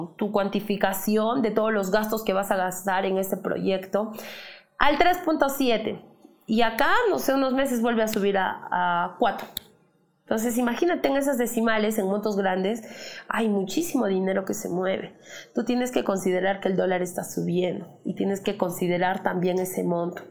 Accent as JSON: {"language": "Spanish", "country": "Peru", "said": "como buenos peruanos que somos"}